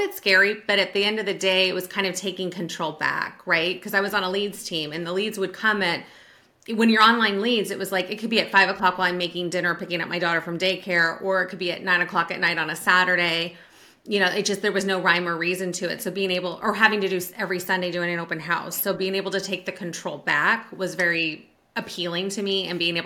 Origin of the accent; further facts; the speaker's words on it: Sacramento, California, United States; moved away as an adult; now in Virginia, United States; I'm originally from the Sacramento area